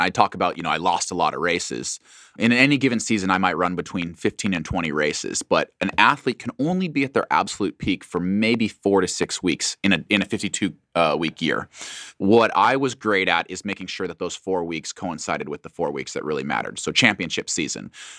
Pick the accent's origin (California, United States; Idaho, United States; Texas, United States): Idaho, United States; Boise; short, stocky, white kid growing up in Boise. Not exactly someone that would be pegged as a track and field Olympian one day, but Boise is a wonderful place to grow up.